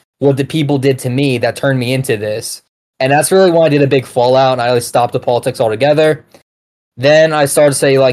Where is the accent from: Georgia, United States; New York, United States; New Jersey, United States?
Georgia, United States; I'm from Georgia